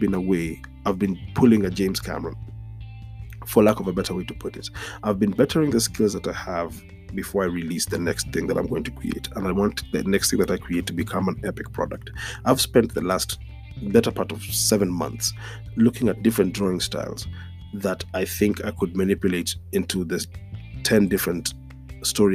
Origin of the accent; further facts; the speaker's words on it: Nairobi, Kenya; this episode is a few blocks away from the road I grew up on. And I've said it on this podcast before. Growing up on Gong Road